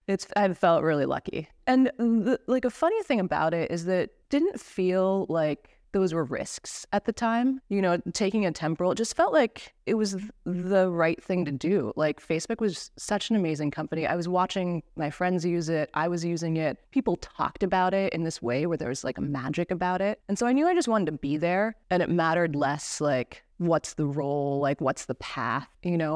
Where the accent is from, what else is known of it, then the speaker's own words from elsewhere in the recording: East Coast of the United States, United States; moved away; I'm originally from the East Coast of the States. I was born and raised in a little mining town.